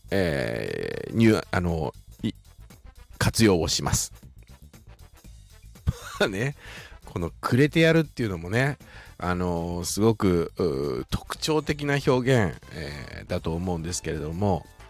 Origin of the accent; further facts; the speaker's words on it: Shizuoka, Japan; accent: Shizuoka dialect; 静岡人としても嬉しいなというふうに思います